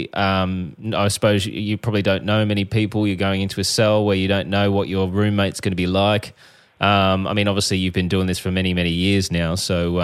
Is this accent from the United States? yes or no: no; Australia; I'm a journalist from Australia